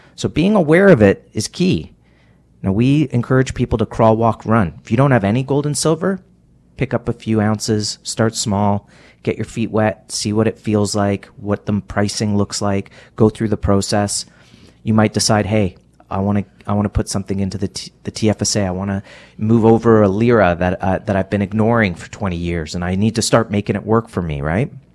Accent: Canada; as a Canadian

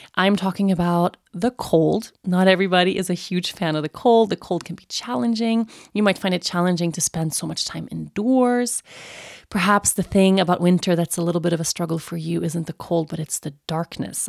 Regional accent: Sweden; moved away as an adult; growing up in Sweden, and Sweden is a really cold and dark place in the winter months

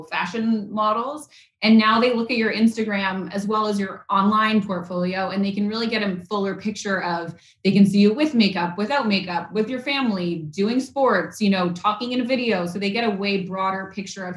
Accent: Vancouver, British Columbia, Canada; I grew up in Vancouver, Canada

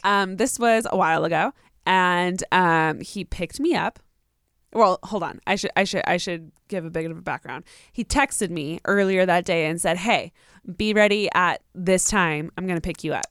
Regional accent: Riverside, California, United States; I'm from Riverside

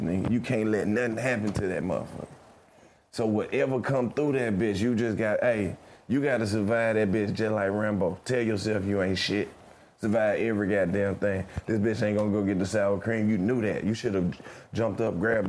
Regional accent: Mississippi, United States; I'm from Mississippi. We're from the South.

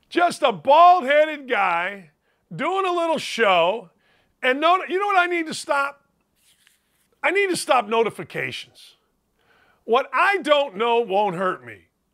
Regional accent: Gary, Indiana, United States; I grew up in Gary, Indiana, which is, you know, a melting pot.

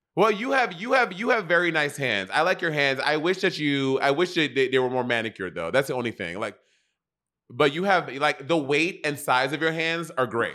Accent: United States; me as an American

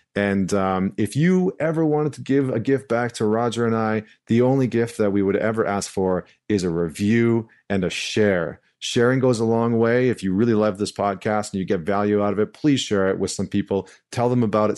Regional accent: St. Albert, Alberta, Canada; moved away; I'm coming to you live from Saint Albert, Alberta. I'm back in my hometown, uh, which is right outside of Edmonton

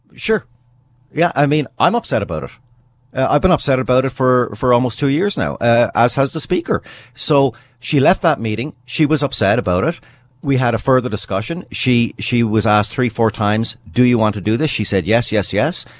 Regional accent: British Columbia, Canada; as a British Columbian

